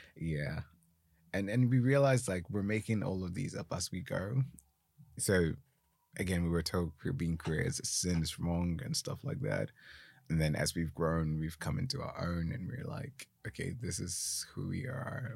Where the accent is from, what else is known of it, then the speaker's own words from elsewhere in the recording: Ghana; first language Twi; English is a second language; now in United Kingdom; growing up in Ghana, we learned English in school